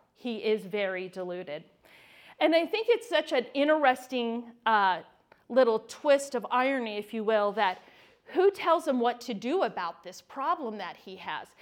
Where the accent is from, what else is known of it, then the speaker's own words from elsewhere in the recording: California, United States; moved away; I was born and raised in California